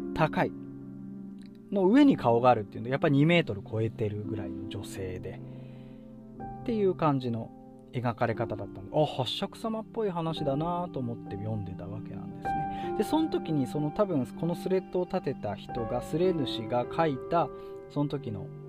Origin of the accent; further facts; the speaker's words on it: Fukushima, Japan; 福島県の話なんですこれ 私の地元の話なんです